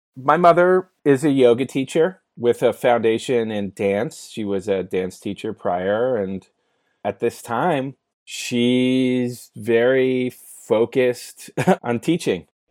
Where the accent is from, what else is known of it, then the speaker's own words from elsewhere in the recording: San Francisco, California, United States; moved away as an adult; now in Sherman Oaks, United States; I grew up in the Bay Area in San Francisco, actually. One of the rare few folks that have been born and raised in San Francisco.